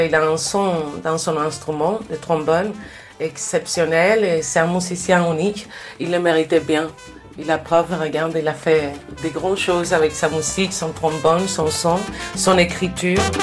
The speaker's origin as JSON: {"language": "French", "region": "Pinar del Río", "country": "Cuba", "tie": "born or raised there", "moved": "yes", "said": "Pinar del Rio, c'est là où je suis né, c'est la terre du cigare."}